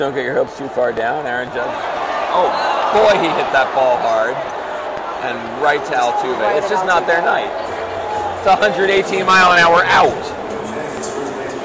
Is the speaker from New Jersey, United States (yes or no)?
no; New York City, New York, United States; as a born and raised in Brooklyn person